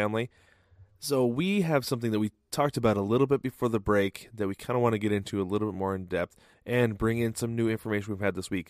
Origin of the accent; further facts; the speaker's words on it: Portland, Oregon, United States; I grew up in the Portland, Oregon area